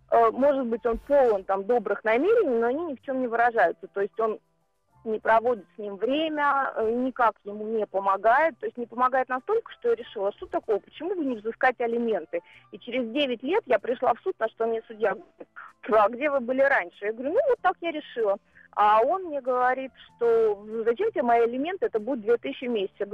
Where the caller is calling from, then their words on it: Moscow, Russia; я из Москвы